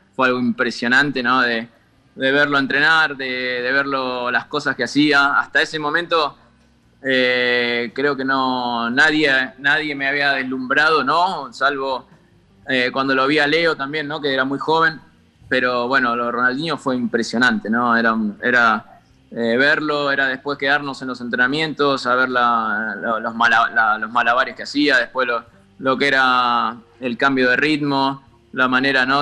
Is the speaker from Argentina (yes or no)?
yes; Buenos Aires, Argentina; moved away as an adult; also born or lived in Parque Chas, Buenos Aires; now in Andorra; nací ahí en Dragones